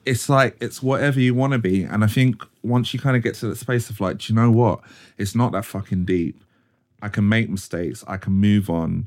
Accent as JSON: {"language": "English", "town": "Croydon", "region": "London", "country": "United Kingdom", "said": "originally I'm from Cro-, like, Croydon"}